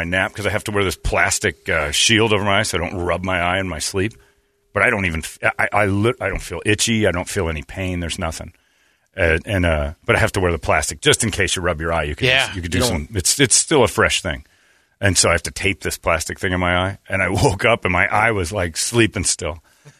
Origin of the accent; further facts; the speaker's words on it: Arizona, United States; But growing up in Arizona, there's a lot of people who are